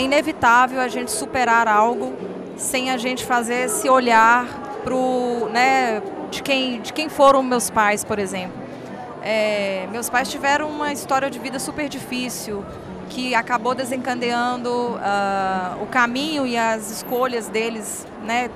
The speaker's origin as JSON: {"language": "Portuguese", "town": "Montes Claros", "region": "Minas Gerais", "country": "Brazil", "tie": "born or raised there", "moved": "yes", "lives_now": "Belo Horizonte, Brazil", "said": "eu sou de Montes Claros. Moro em BH hoje, mas nasci em Montes Claros, Minas Gerais, norte de Minas"}